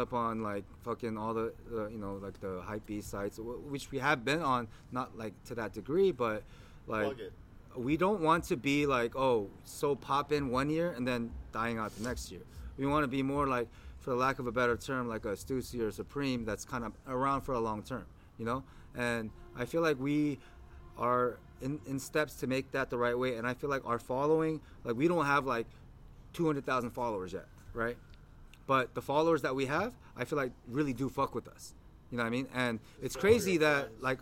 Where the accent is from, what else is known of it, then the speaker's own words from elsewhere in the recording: United States; we're from America